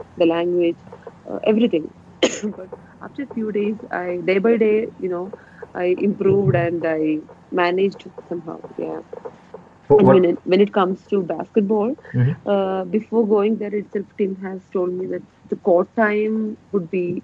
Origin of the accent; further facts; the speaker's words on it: Wayanad, Kerala, India; moved away as an adult; now in Australia; as a girl from Wayanad